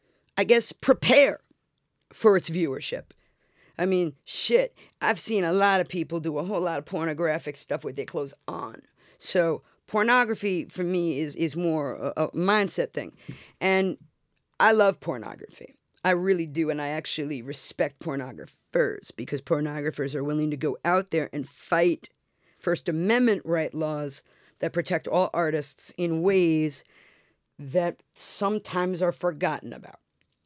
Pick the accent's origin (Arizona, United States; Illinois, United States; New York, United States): New York, United States; New York City; I'm from Brooklyn. We got chutzpah.